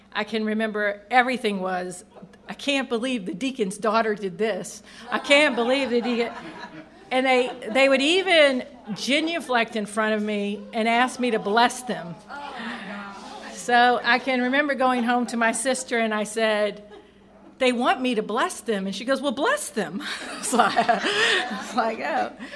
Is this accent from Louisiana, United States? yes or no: yes; St. Helena Parish, Louisiana, United States; born or raised there